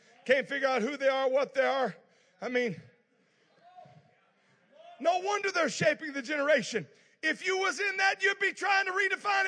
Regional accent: South Louisiana, United States; now in California, United States; I was just in South Louisiana. That's where I grew up. I know you thought I was from Manhattan by my accent

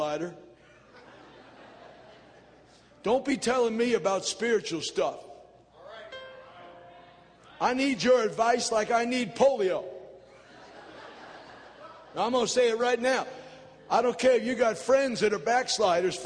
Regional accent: New York City, New York, United States; I was born and raised in New York City

